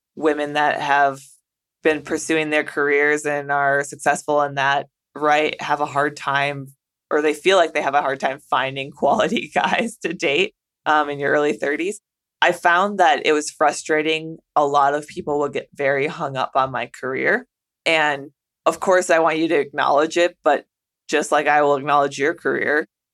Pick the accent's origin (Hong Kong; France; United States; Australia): United States; a small town in the Midwest; moved away as an adult; also born or lived in Las Vegas / Japan; when you're from a small town in the Midwest